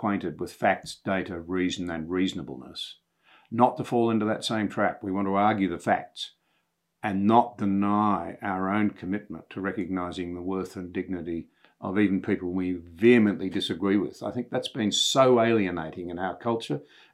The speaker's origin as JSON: {"language": "English", "country": "Australia", "said": "myself as an Australian"}